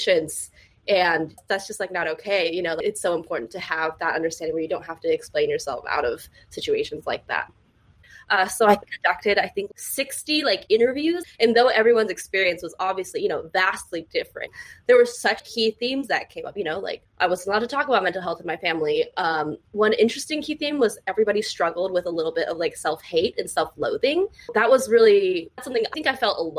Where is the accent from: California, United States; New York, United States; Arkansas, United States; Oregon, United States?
California, United States; Southern; I actually grew up in a super Asian community in Southern California